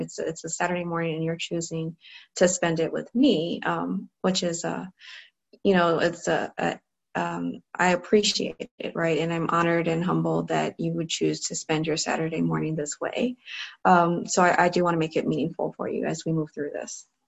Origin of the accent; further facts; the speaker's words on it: Cleveland, Ohio, United States; I grew up in Cleveland, Ohio, so I was in the Cleveland public school system.